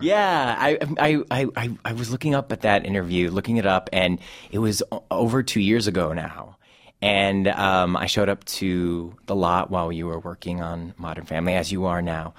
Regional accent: Cleveland, Ohio, United States; my hometown of Cleveland and Ohio

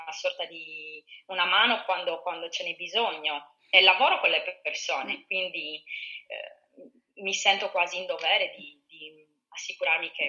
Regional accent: Sardinia, Italy; ma soprattutto in Sardegna ce l'abbiamo, io penso che ce l'abbiamo proprio nel, nel sangue, essere ospitali

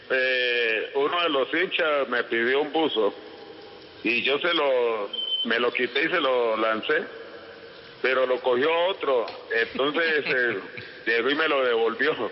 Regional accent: Cauca, Colombia; moved away

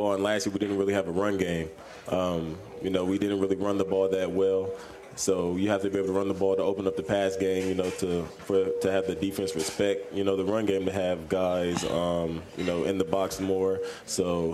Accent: Columbus, Ohio, United States; moved away as an adult; now in Louisville, United States; I'm from Columbus, so 3 hours north

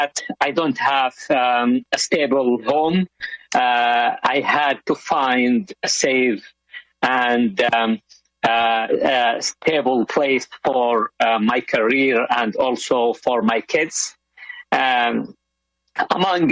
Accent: Yemen; moved away as an adult; also born or lived in China / Saudi Arabia; now in Canada; my home country, Yemen.

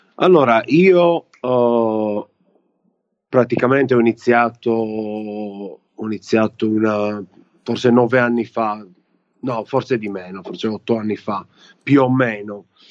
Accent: Italy; moved away; italiani che stanno fuori, me compreso

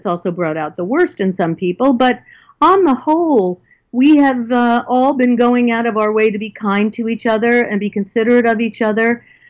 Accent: New York, United States; now in California, United States; I live in California. I grew up in New York.

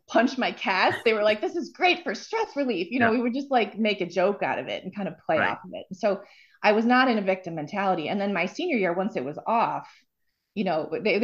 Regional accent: Bloomfield Hills, Michigan, United States; I grew up outside of Detroit in a suburb called Bloomfield Hills

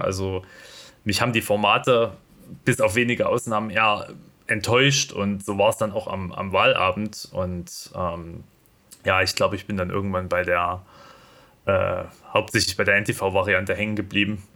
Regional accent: East Germany, Germany; als äh, Ostdeutscher hier in dieser Runde

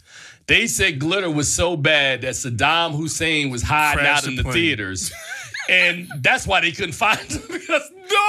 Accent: Newark, New Jersey, United States; when I was a kid, growing up in Newark, New Jersey

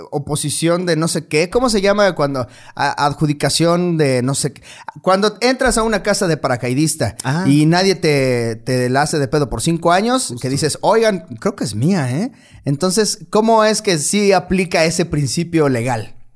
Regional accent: Mexico; obligación como mexicano leer toda mi constitución.

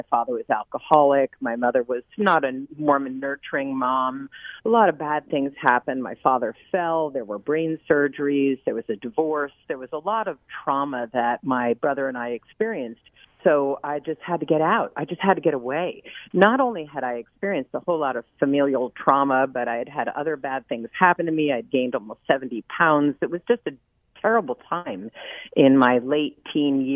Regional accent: New York City, New York, United States; moved away; also born or lived in Hollywood / Philadelphia; I was raised on the Upper West Side of Manhattan

